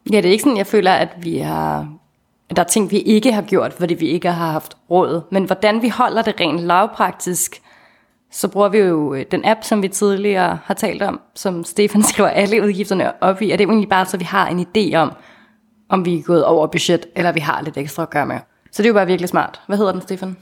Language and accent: Danish; Denmark; vi øh, er sindssygt taknemmelige for at være født i velfærdsstaten Danmark